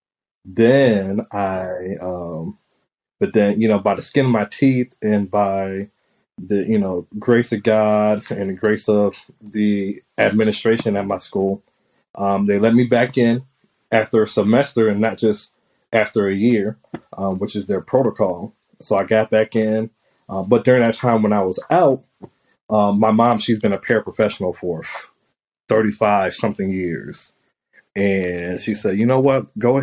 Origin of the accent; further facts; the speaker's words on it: South Bend, Indiana, United States; I'm from South Bend, Indiana